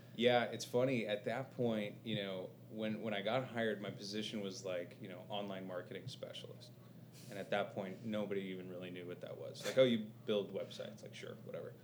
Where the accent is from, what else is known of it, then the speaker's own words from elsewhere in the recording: Covina, California, United States; born in uh, suburbs of LA, uh, about 20 miles east of LA, in a little city called Covina